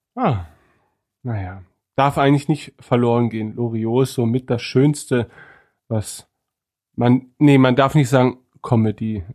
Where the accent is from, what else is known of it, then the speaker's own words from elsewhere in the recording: East Frisia, Lower Saxony, Germany; ich als Ostfriese